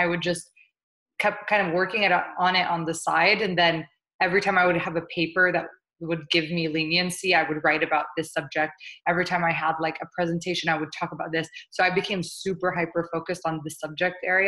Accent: St. Louis, Missouri, United States; moved away as an adult; also born or lived in New York; I grew up in St. Louis, Missouri. My parents are immigrants from Jordan.

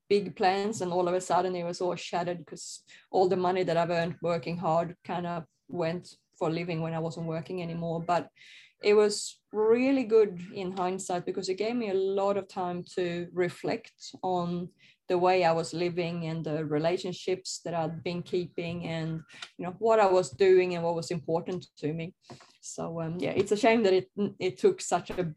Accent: Sweden; I grew up in Sweden in a, I guess, very normal conservative family

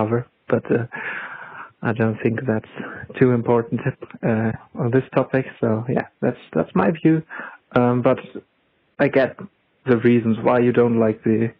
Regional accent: Germany; from Germany

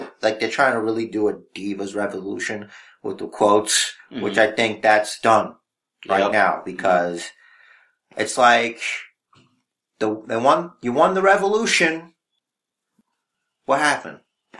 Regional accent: New York City, New York, United States; That's the one thing about being a New Yorker.

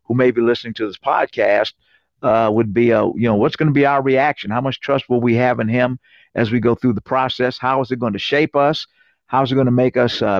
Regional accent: Cincinnati, Ohio, United States; moved away as an adult; also born or lived in Warrensburg, Missouri; now in Terre Haute, United States; I'm originally from Cincinnati, Ohio, joined the Air Force 1975, served 21 years

